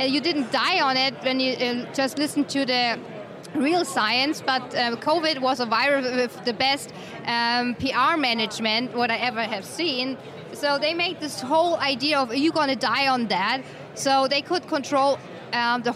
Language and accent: English; Germany; English is a second language; moved away; from Germany.